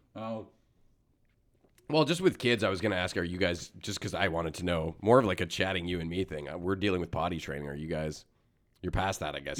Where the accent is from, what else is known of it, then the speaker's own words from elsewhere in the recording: Canada; As a Canadian